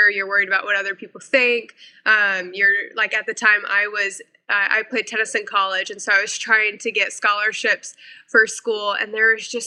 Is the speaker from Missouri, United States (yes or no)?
yes; Missouri, United States; moved away as an adult; also born or lived in South Carolina / North Carolina; I moved my life from Missouri to South Carolina at 18 to go to school. I then, after college, moved my life to North Carolina